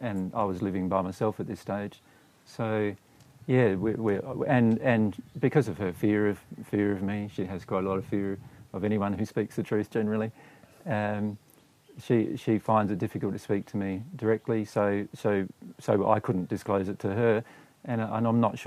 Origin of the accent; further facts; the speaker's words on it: Riverland, South Australia, Australia; in the Riverland town in which we were growing up in South Australia